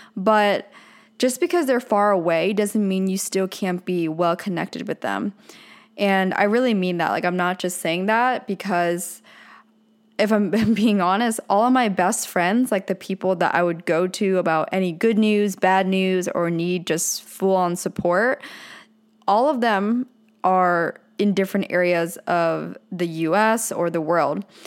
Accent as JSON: {"language": "English", "region": "Pennsylvania", "country": "United States", "tie": "born or raised there", "moved": "yes", "lives_now": "Orange County, California, United States", "said": "since I grew up in Pennsylvania, I moved to, to Southern California"}